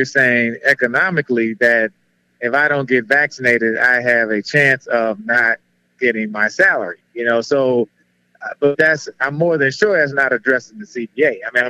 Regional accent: New Orleans, Louisiana, United States; I'm from New Orleans.

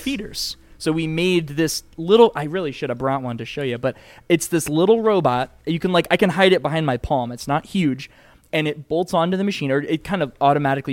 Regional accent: Connecticut, United States; moved away as an adult; now in Pittsburgh, United States; I grew up in Cowtown, Connecticut, um, so I'm I was very much East Coast

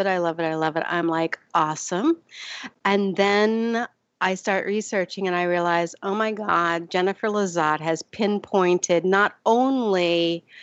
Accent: Vermont, United States; when I was growing up in Vermont

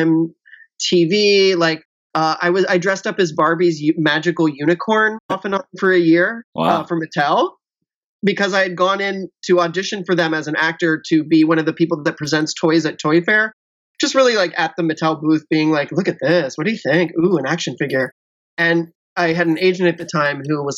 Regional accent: Cincinnati, Ohio, United States; moved away as an adult; I grew up in Cincinnati, Ohio, which is a very conservative place

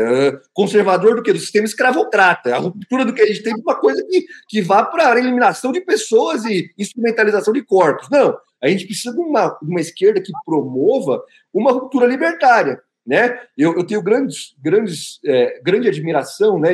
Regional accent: Osasco, São Paulo, Brazil; pega o padre aqui de Osasco, que é meu conterrâneo, também sou de Osasco

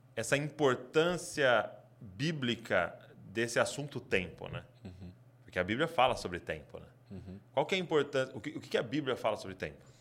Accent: Brazil; como brasileiro a gente é

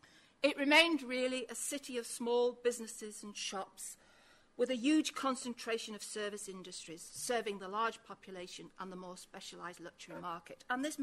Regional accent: Manchester, North West England, United Kingdom; I'm a Mancunian.

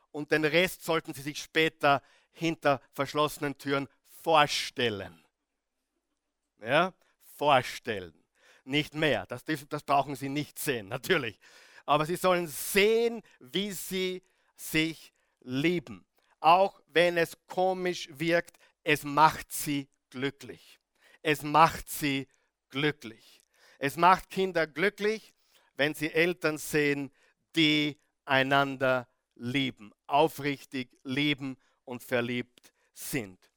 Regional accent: Salzburg, Austria; Wo ich aufgewachsen bin, in, äh, im salzburgerischen Tennengau, wir haben wirklich die Freiheit genossen, draußen Zeit verbracht

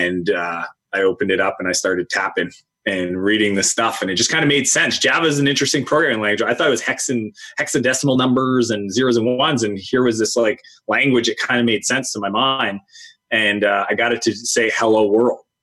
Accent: Canada; I grew up in Canada.

